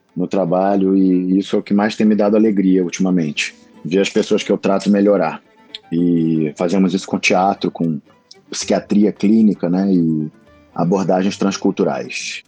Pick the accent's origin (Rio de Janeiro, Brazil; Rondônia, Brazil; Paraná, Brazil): Rio de Janeiro, Brazil; sou médico, ator, carioca, aqui no Rio de Janeiro